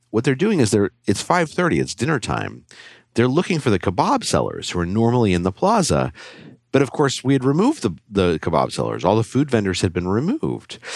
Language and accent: English; Albuquerque, New Mexico, United States; I grew up in Albuquerque, New Mexico